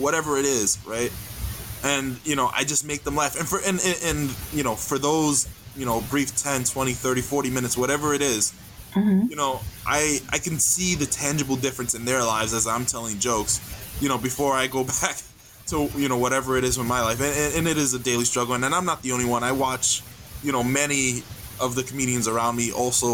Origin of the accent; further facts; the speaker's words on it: New York City, New York, United States; moved away; I grew up in the Bronx, New York City.